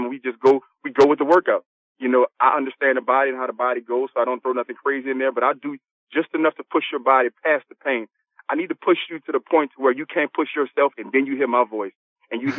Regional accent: New Orleans, Louisiana, United States; I'm from New Orleans, Louisiana.

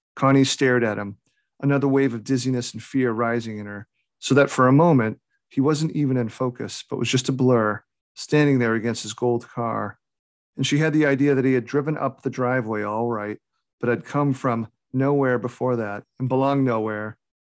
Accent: New England, United States; I'm born and raised in New England

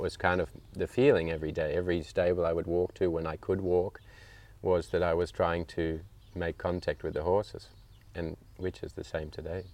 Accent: Australia; also born or lived in United Kingdom; now in Langenboom, Netherlands; I was actually born in the UK, and my parents emigrated to Australia just before I was one year old. Mm-hmm. So I grew up in Australia

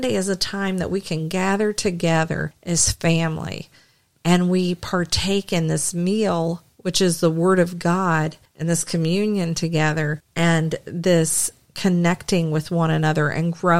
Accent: the South, United States; I'm from the South

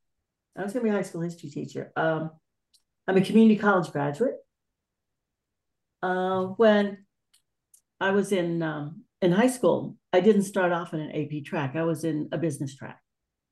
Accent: Florida, United States; also born or lived in Marathon, Florida Keys / Panama City, Florida; I grew up in Florida in two places, Marathon and the Florida Keys, and then the Florida Panhandle, a place called Panama City

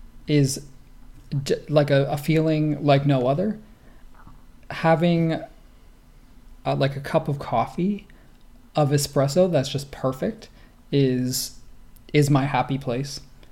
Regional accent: East Coast, United States; I'm from the East Coast

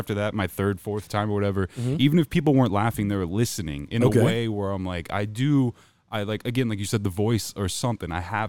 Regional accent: Phoenix, Arizona, United States; now in Jefferson City, United States; So I moved from Phoenix, to Jefferson City, Missouri.

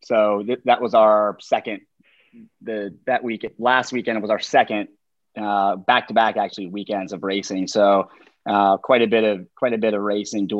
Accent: North Carolina, United States; now in Charlottesville, United States; I'm from North Carolina

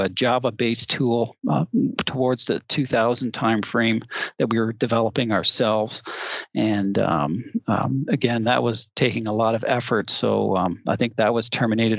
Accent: Toronto, Ontario, Canada; moved away as an adult; now in Tempe, United States; I'm actually from the Toronto area originally

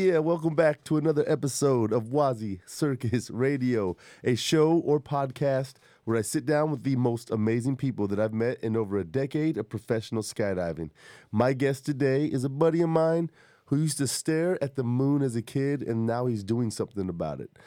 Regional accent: Arizona, United States; also born or lived in Mesa; I grew up in Arizona.

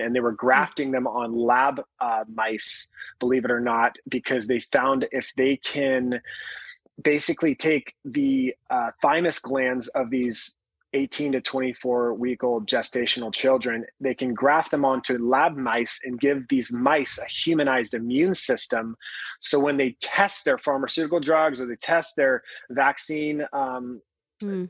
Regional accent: Upland, California, United States; I grew up in a little town called Upland, California, about an hour east of Los Angeles

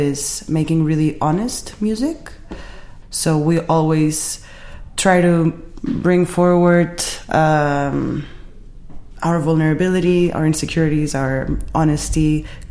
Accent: Barcelona, Catalonia, Spain; I'm from Barcelona.

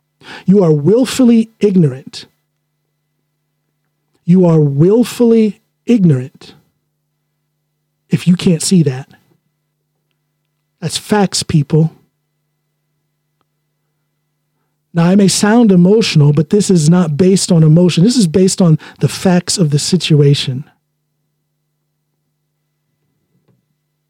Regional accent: Akron, Ohio, United States; I was born in Akron, Ohio. And when I was 7 years old, we moved out of there and out into the countryside, so to speak.

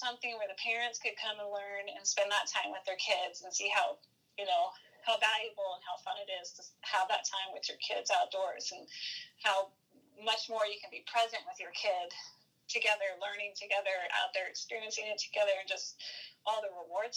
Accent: Coos Bay, Oregon, United States; also born or lived in Kodiak, Alaska; now in Virginia Beach, United States; I grew up in Coos Bay

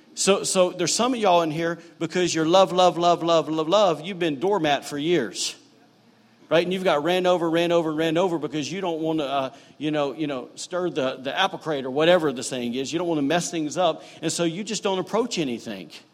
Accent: the South, United States; now in Rockport, Maine; growing up in the South

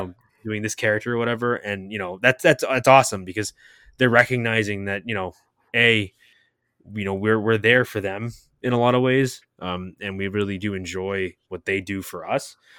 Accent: New England, United States; now in Orlando, United States; we're from New England, we're from that area

